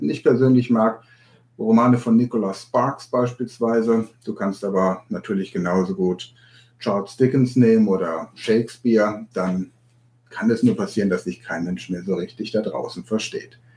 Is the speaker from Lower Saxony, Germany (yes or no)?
yes; Hanover, Lower Saxony, Germany; born there; Ich bin in Hannover geboren, noch nicht mal in Hannover wird Hochdeutsch gesprochen.